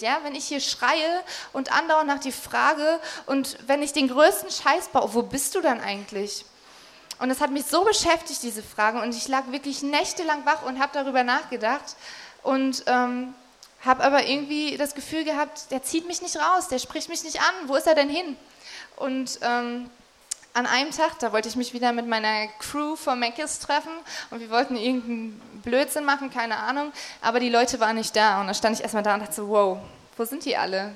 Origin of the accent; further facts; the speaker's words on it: Magdeburg, Saxony-Anhalt, Germany; Ich bin ähm, hier aufgewachsen in Magdeburg. Das ist meine Heimatstadt